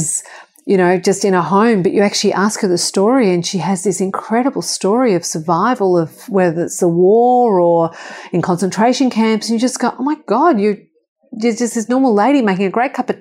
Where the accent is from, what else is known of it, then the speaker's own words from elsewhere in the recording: Australia; I was born in Australia.